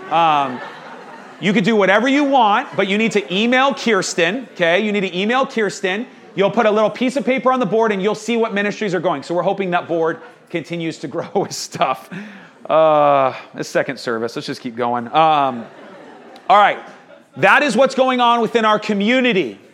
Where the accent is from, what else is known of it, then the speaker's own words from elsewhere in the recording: Texas, United States; now in Phoenix, United States; I grew up in Texas.